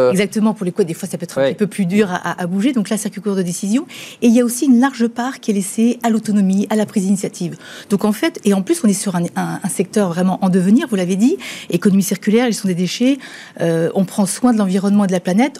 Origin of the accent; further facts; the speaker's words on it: Mayenne, Pays de la Loire, France; on est mayennais, on est français